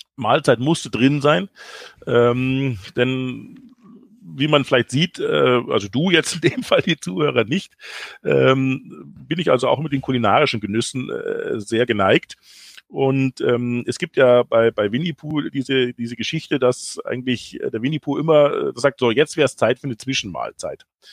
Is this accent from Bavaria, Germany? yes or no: yes; Ottobrunn, Bavaria, Germany; moved away as an adult; in Ottobrunn bin ich aufgewachsen, habe dort meine Kindheit verbracht, eigentlich bis zum 18. Lebensjahr.